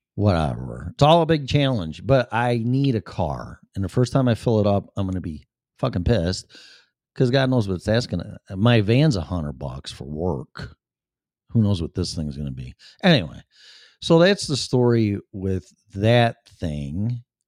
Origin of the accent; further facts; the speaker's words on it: Chicago, Illinois, United States; accent: Chicago; my Chicago accent